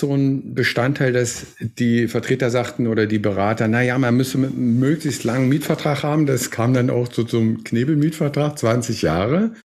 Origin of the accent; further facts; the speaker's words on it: Berlin, Germany; bin aus dem Beitrittsgebiet